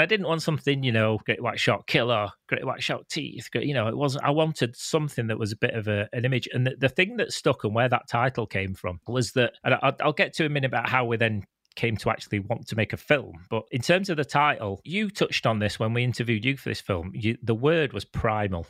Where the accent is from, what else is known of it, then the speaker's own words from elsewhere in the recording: Canada; moved away; also born or lived in United Kingdom; I'm from the UK, but I grew up in Canada.